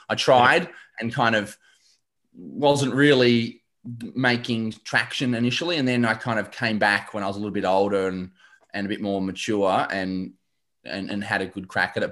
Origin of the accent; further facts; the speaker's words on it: Shepparton, Victoria, Australia; I grew up in Shep.